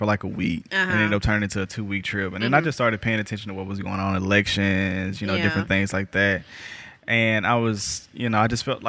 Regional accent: Jackson, Mississippi, United States; moved away as an adult; also born or lived in Detroit; I grew up in West Jackson. Like I said, I'm from the sub, too.

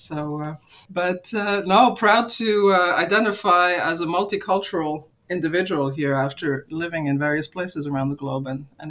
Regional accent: Luxembourg; And I grew up in Luxembourg originally because my father was part of the bunch of Icelanders that helped start Cargolux at the time in Luxembourg, so that's the reason for my upbringing over there.

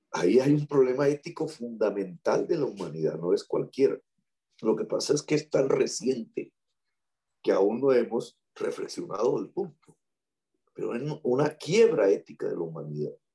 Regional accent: Colombia

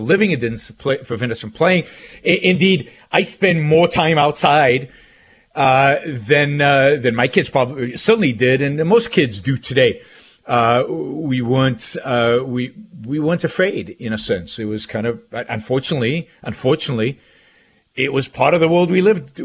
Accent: Israel; moved away as an adult; I grew up in Israel

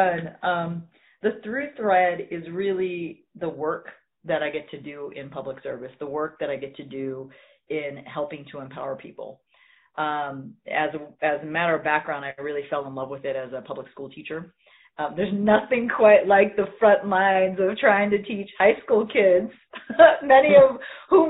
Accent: Central Valley of California, United States; I grew up in the Central Valley of California

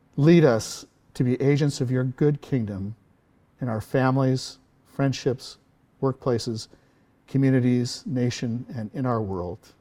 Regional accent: southern Orange County, California, United States; where I went to high school in southern Orange County

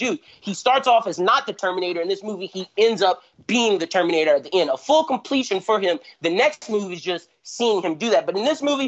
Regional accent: Louisiana, United States; I'm from Louisiana

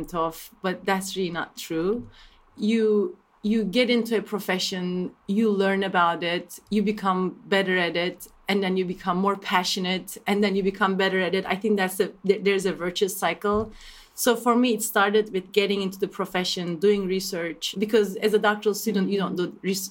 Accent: Turkey; moved away as an adult; now in United States; I grew up in Turkey

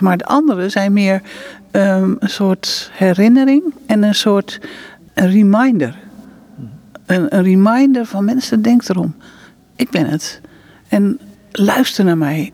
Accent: Netherlands; moved away as an adult; now in Israel; we komen natuurlijk uit Nederland

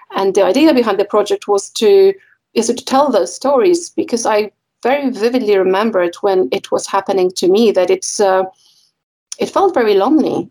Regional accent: Poland; now in United Kingdom; I'm, I'm originally from Poland

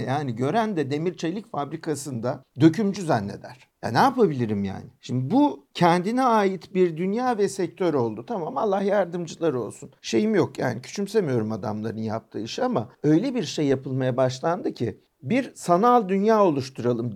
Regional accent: Istanbul, Turkey; İstanbul'dan doğduk büyüdük işte bizim şehrimiz yani. Sur içinde doğduk, sur içinde büyüyoruz

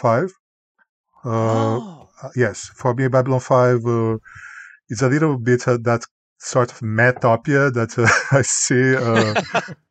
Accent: Goiânia, Goiás, Brazil; English is a second language; moved away as an adult; also born or lived in Canada; now in United States; I also was a volunteer in the bus terminal in Goiânia, my hometown, Brazil

